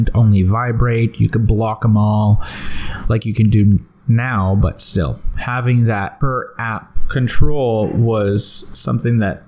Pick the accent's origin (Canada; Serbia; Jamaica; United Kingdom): Canada; I'm Canadian